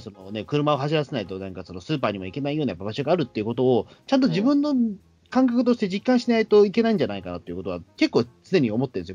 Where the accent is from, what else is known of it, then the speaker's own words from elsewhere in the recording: Tokyo, Japan; 東京生まれ、まあ、同じこと言っゃ東京生まれの、まあ、東京育ちなので